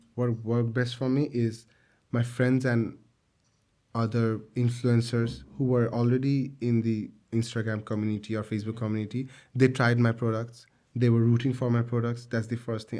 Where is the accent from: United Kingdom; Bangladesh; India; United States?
Bangladesh; we come from a garments factory country